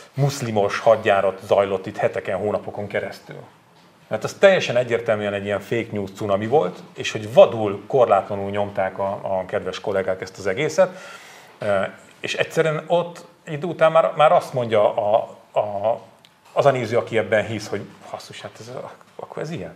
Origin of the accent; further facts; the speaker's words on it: Borsod-Abaúj-Zemplén, Hungary; moved away; én Borsodabói Zemplén megyei vagyok